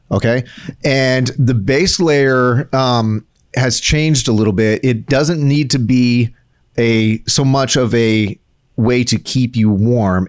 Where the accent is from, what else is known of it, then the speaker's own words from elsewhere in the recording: South Texas, United States; me growing up in South Texas